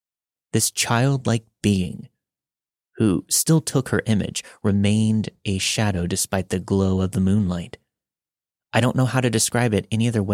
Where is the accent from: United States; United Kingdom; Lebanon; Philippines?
Philippines; moved away; I was born in the Philippines and grew up on the same property as my mother's side of the family.